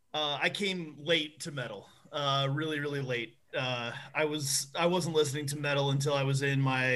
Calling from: Maryland, United States; I'm in Maryland.

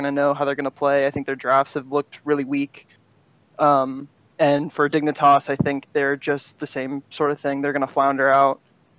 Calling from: Pensacola, Florida, United States; Pensacola, Florida.

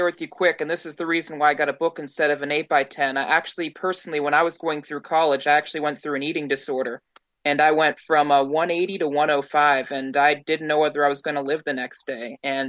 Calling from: Pittsburgh, Pennsylvania, United States; I'm coming in from Pittsburgh, actually, up in the East Coast here.

